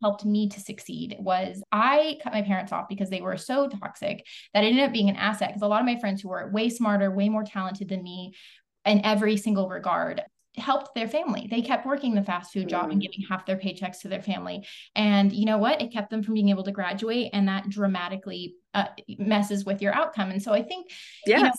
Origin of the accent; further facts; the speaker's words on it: the Ozarks, United States; now in Texas, United States; I come from the Ozarks originally, I live in Texas now.